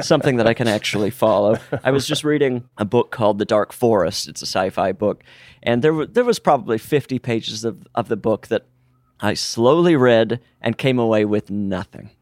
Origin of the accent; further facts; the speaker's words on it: Utah, United States; now in Los Angeles, United States; growing up in Utah, everyone had a basement